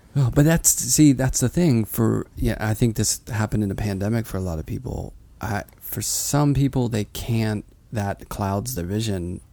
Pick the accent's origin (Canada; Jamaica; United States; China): United States; Pittsburgh, Pennsylvania; now in New York, United States; when I grew up in Pittsburgh